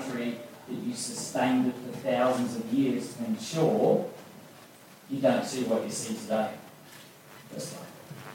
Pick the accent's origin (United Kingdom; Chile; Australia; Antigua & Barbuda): Australia; Gundungurra country, New South Wales; I'm from Bindungra country.